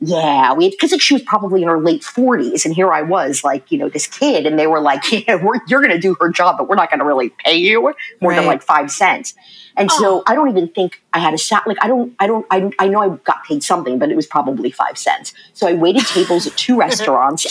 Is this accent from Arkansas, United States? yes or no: no; Maryland, United States; born or raised there; also born or lived in Red Bank, New Jersey